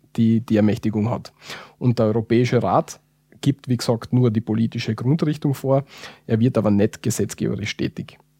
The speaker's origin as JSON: {"language": "German", "country": "Austria", "said": "wir als Österreicher"}